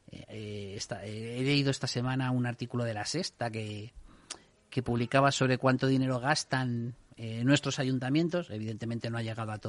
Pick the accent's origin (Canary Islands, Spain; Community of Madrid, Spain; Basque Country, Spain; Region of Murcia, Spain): Community of Madrid, Spain; Leganés; soy de Leganés no quiero